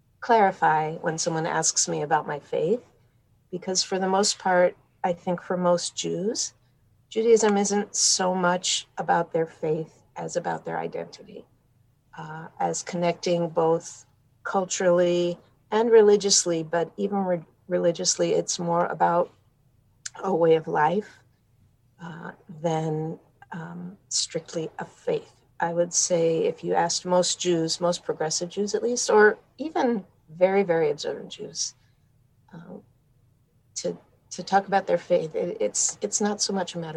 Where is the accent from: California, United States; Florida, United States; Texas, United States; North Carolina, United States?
California, United States; Los Angeles; now in St. Paul, Minnesota, United States; I am originally from Los Angeles, California